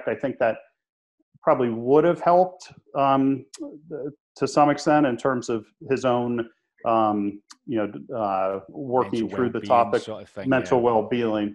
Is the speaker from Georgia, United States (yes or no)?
no; Pittsburgh, Pennsylvania, United States; We grew up in Pittsburgh, Pennsylvania